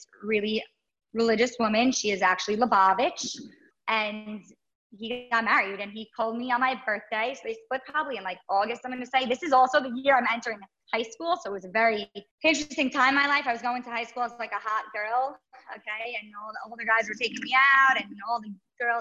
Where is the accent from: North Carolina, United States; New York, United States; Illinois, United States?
New York, United States; New York City; I grew up in Brooklyn across the street from my grandmother